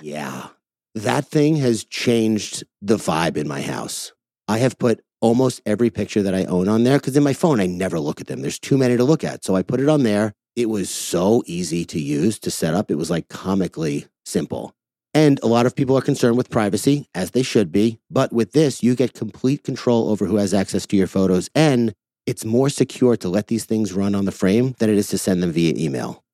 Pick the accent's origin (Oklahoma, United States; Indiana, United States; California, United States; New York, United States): New York, United States; Commack; I grew up in Comac, which is one town over.